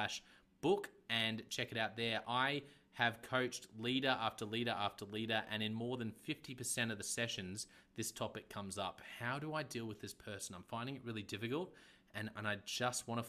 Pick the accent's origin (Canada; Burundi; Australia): Australia; accent: Aussie; my Aussie accent